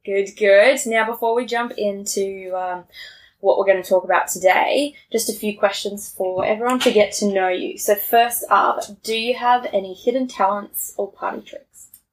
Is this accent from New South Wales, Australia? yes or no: no; Tasmania, Australia; moved away; I grew up in Tassie and we're all 18 when we finish school.